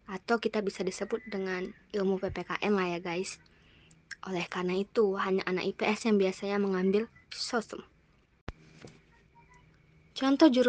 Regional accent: Dumai, Riau, Indonesia; aku itu bersekolah di SMA Negeri 2 Kota Dumai, berasal dari Kota Dumai, Riau, Indonesia.

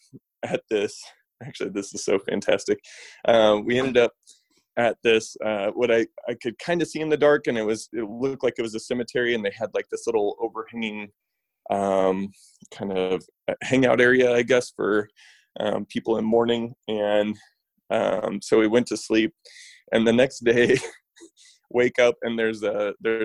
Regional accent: Kansas, United States; I grew up in Kansas, I grew up maybe a little bit over an hour away from Emporia, Kansas.

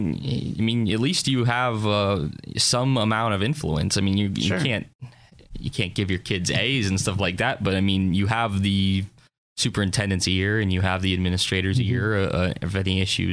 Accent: Harbor Creek, Pennsylvania, United States; Okay, so I grew up in Harbor Creek, went to Harbor Creek High School all 13 years, kindergarten through graduation.

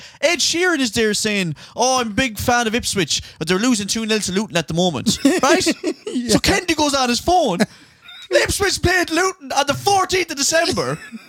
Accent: Ulster, Ireland; I came over from Donegal.

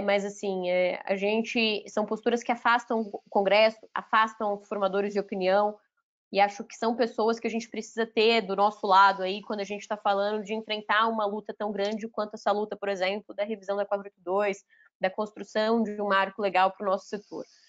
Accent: Minas Gerais, Brazil; also born or lived in Paraná; eu, na verdade eu nasci no Paraná, mas eu falo que eu sou mineira porque eu cresci em Minas, então eu me considero de Minas

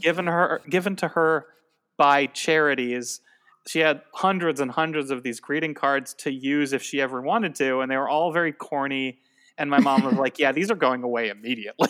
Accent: Tucson, Arizona, United States; I'm from Tucson.

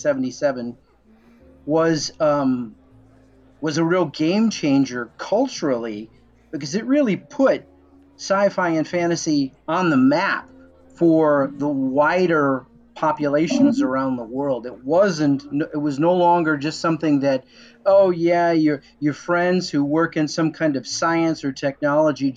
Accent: Illinois, United States; my hometown in Nowhere, Illinois

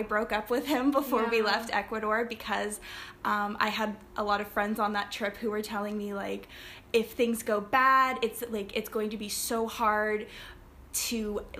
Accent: Flintstone, Georgia, United States; moved away as an adult; now in Barbados; I am originally from Flintstone, Georgia, close to Chattanooga, Tennessee. I'm in Barbados now. I've been here since October last year

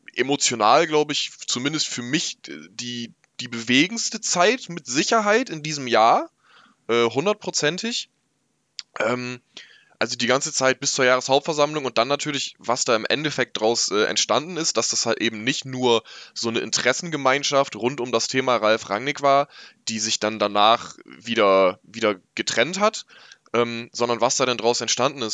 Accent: Northern Germany, Germany; ich komm aus dem Norden Deutschlands, hier ist das sowieso nicht so wie, wie im Ruhrpott

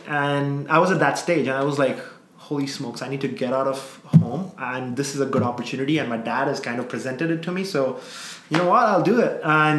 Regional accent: South India, India; I'm a South Indian, but, like, North Indian, raised in the South, right? So I can't speak Punjabi.

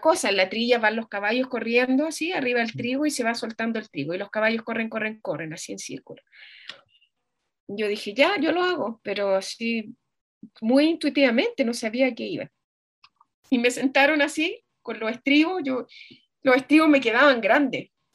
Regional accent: Chile; moved away as an adult; now in Germany; yo me fui, me fui de Chile por, por razones, mm, como personales, porque, bueno, me enamoré y me fui, me fui a Alemania

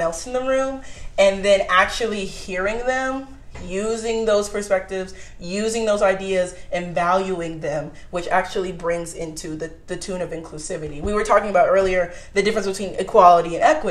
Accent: Houston, Texas, United States; moved away as an adult; now in San Antonio, United States; I'm from Houston, Texas

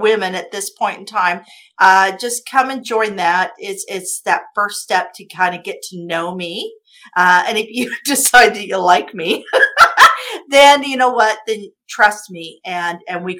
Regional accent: Kansas, United States; moved away; I came from Kansas from a trailer park. I came from a trailer park with no high school education

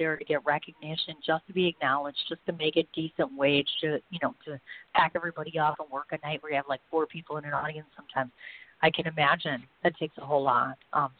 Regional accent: India; As an Indian musician, it's really tough to get exposure.

